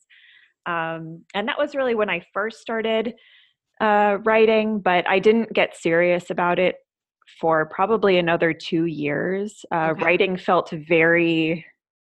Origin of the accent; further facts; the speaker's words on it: Minnesota, United States; also born or lived in Seattle; now in Los Angeles, United States; I grew up in Minnesota